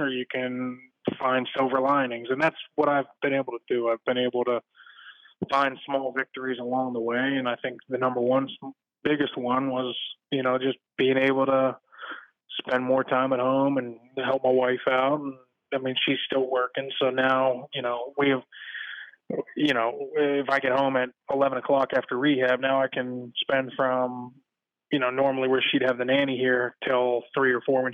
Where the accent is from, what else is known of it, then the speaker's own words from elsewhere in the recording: Pittsburgh, Pennsylvania, United States; I grew up in Pittsburgh